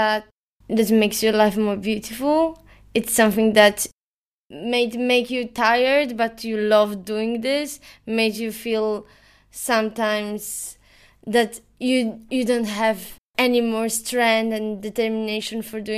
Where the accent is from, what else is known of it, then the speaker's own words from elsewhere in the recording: Poland; moved away as an adult; now in Valencia, Spain; I'm from Poland. Currently, I live here in Valencia with you at this apartment